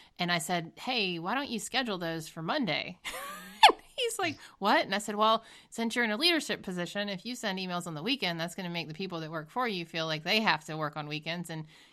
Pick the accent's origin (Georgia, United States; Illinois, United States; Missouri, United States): Georgia, United States; now in Boston, United States; I'm from Georgia